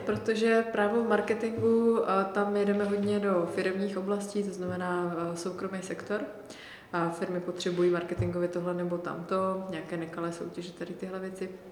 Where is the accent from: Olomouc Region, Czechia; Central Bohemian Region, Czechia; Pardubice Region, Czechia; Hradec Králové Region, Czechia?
Olomouc Region, Czechia; já jsem od Olomouce